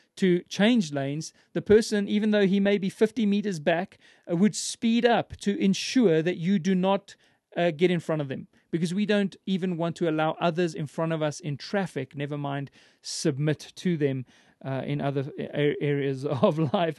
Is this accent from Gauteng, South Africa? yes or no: yes; Johannesburg, Gauteng, South Africa; I was born in Johannesburg and, and raised in the city.